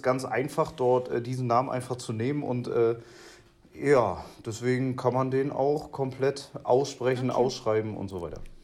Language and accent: German; the East, East Germany, Germany; now in Bavaria, Germany; bei uns im Osten